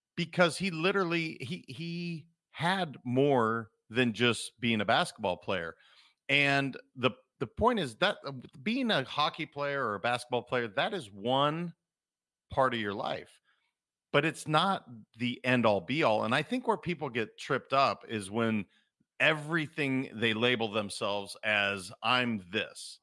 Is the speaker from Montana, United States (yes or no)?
yes; Montana, United States; I'm a kid from Montana